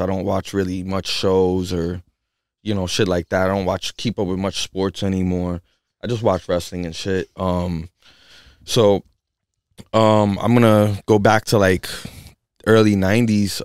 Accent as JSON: {"language": "English", "town": "New York City", "region": "New York", "country": "United States", "tie": "born or raised there", "moved": "as an adult", "lives_now": "Western Massachusetts, United States", "said": "I come from the Bronx and, you know, I come from a from, like, a small, uh, studio apartment and shit with my family, and we were there for, for years and years and years"}